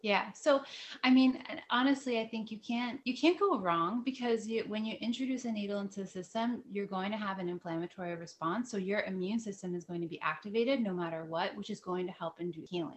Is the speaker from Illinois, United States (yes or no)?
no; New Jersey, United States; also born or lived in upstate New York; I was living in upstate New York and I brought, came back to New Jersey. I'm from New Jersey